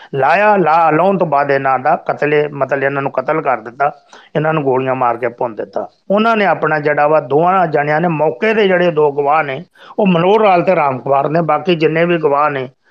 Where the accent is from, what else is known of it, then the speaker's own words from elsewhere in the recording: Pilibhit, Uttar Pradesh, India; ਅਸੀਂ ਲੋਕ ਪਿਲੀਪੀਤ ਦੇ ਵਸਨੀਕ ਆ